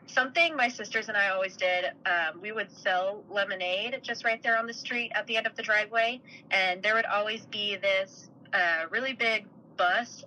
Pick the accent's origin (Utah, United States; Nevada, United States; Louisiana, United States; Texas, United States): Utah, United States; Park City; I'm originally from Utah. I grew up outside of Salt Lake in a little town called Park City